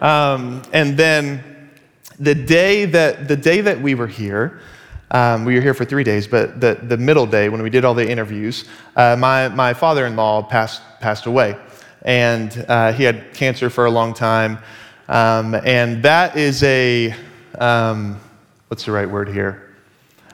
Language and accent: English; Dallas, Texas, United States; moved away as an adult; now in Seattle, United States; we are originally from Dallas, Texas